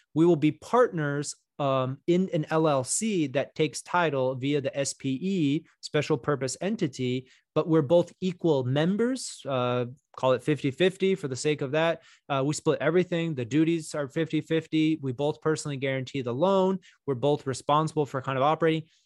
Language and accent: English; Texas, United States; moved away as an adult; also born or lived in New York / Miami, Florida; I'm originally from Texas. You know, I grew up here.